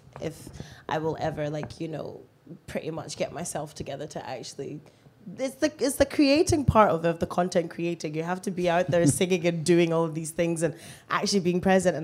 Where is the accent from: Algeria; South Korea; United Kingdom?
United Kingdom; Musselburgh, Scotland; also born or lived in Lesotho; I moved here when I was 7 years old